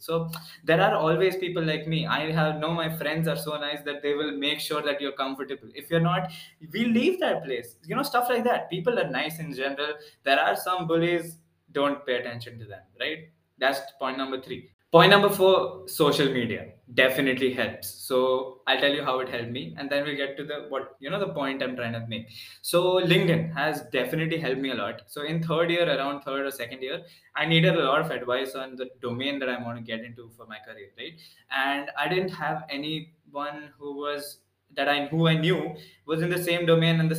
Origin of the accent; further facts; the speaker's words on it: Pune, Maharashtra, India; I'm from Pune